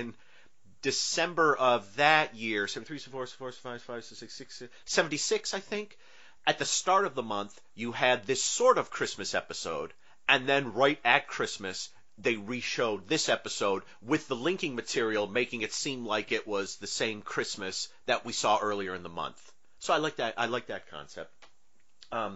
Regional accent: Northeast, United States; I grew up in the Northeast

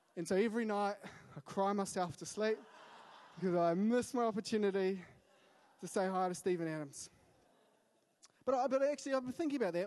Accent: Wellington, New Zealand; I grew up in Wellington, so that's home

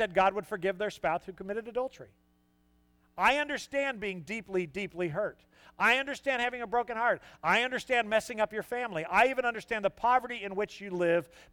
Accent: Southern California, United States; moved away; I'm not a Yankee. I'm from Southern California.

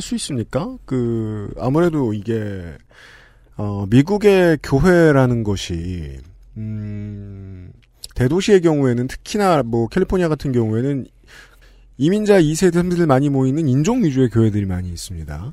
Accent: Seoul, South Korea; 저는 서울 사람인데

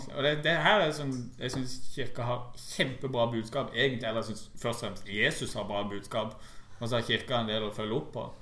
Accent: Norway

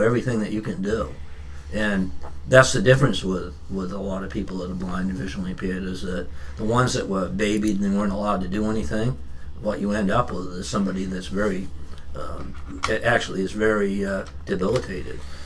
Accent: Standish, Maine, United States; also born or lived in Raymond, Maine / Westbrook, Maine; I grew up in Standish in the in the wintertime. I grew up in Raymond in in, in the summertime.

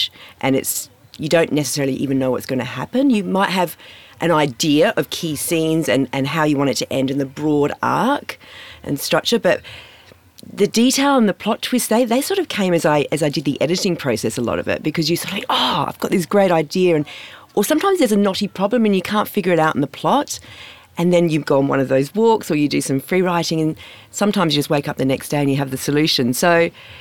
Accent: Perth, Western Australia, Australia; I grew up in Morley in Perth, and my local school was Camboon

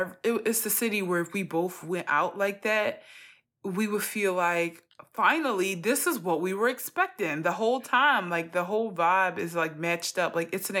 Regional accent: Philadelphia, Pennsylvania, United States; I'm from Philly

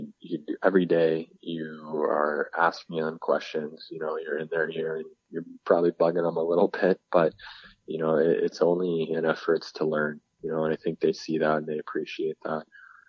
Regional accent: California, United States; people always find it funny, I guess, that I'm from California

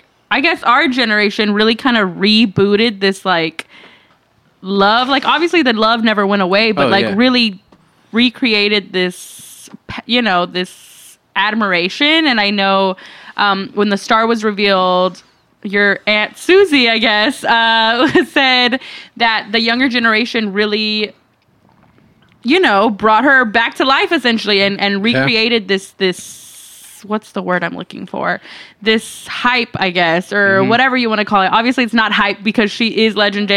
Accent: Grand Prairie, Texas, United States; Selena Gomez is from my hometown

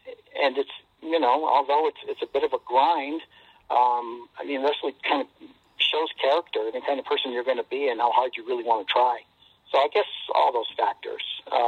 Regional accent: New Britain, Connecticut, United States; I was supposed to go to New Britain High School, and last minute, when I was in 10th grade, I transferred to Pulaski High School, which was the school on the other side of town.

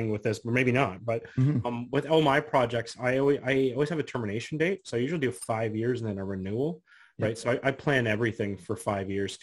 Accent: Canada; I'm the Canadian investing in the US

